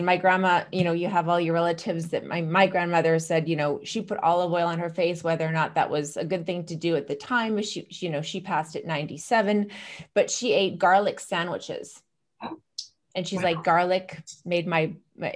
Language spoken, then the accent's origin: English; Canada; moved away; also born or lived in Chicago; je suis canadienne. So I'm from Canada, and French and languages were my major.